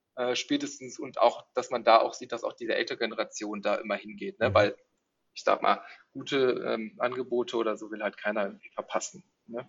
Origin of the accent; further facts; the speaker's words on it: Neuss, North Rhine-Westphalia, Germany; moved away as an adult; also born or lived in Netherlands; now in Berlin, Germany; ursprünglich komme ich aus Neuss. Ähm, das äh, ah, liegt ja, quasi so ein bisschen zwischen Düsseldorf und Köln. Mhm. Und ähm, da bin ich auch äh, aufgewachsen